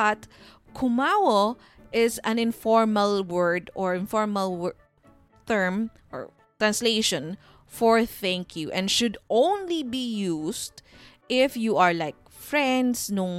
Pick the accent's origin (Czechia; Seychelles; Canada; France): Canada; I am not Korean. I am just a Filipino-Canadian tita that just loves K-drama.